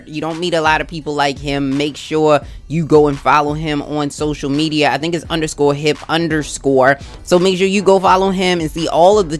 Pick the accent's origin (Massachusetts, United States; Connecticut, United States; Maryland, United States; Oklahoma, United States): Maryland, United States; Baltimore; I am a Ravens girl through and through, because I was born in Baltimore